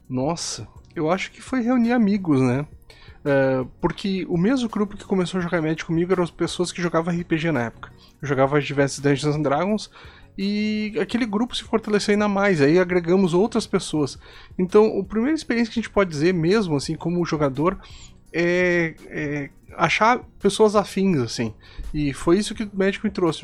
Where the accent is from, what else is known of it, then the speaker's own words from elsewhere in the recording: Santiago, Rio Grande do Sul, Brazil; now in Santo Ângelo, Brazil; eu sou natural de Santiago, no Rio Grande do Sul